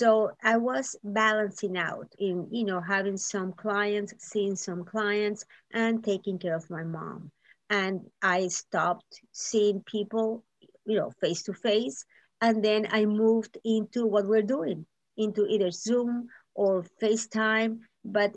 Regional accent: Nicaragua; now in Miami, United States; I'm from Nicaragua

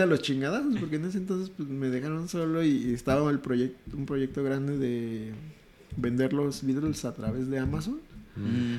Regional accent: Mexico City, Mexico; crecí toda la vida en Iztapalapa

